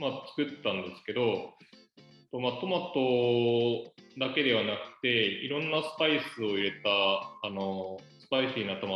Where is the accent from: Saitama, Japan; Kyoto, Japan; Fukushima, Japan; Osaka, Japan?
Saitama, Japan; born there; now in Yamanashi, Japan; で埼玉県の生まれなんですけど埼